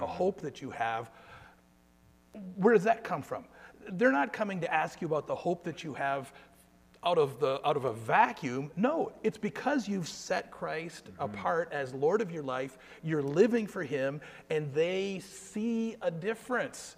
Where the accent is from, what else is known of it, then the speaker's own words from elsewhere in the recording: Guelph, Ontario, Canada; I'm from Guelph, and my family and I live in Guelph